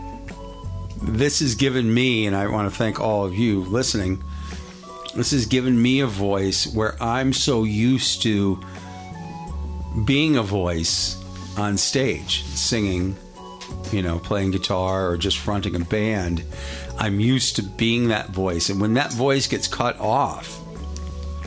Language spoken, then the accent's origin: English; New England, United States; also born or lived in Las Vegas, Nevada; now in Minnesota, United States; I grew up in New England